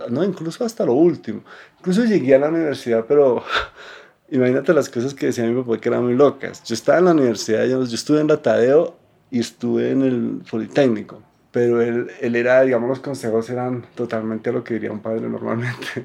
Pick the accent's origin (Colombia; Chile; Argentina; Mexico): Colombia; Bogotá; born there; Nací en Bogotá. Pues de... mi, mi, nacimiento físico sí en Bogotá.